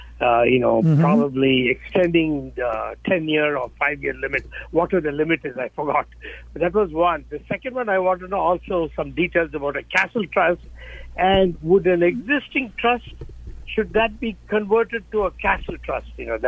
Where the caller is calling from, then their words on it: Tracy, California, United States; I'm calling from Tracy.